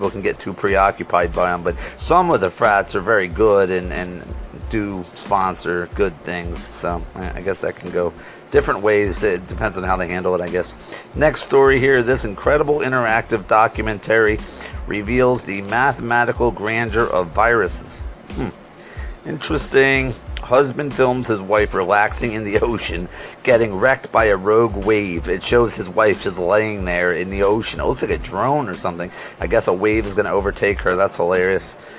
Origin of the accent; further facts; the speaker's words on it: Scranton, Pennsylvania, United States; I'm from Scranton, Pennsylvania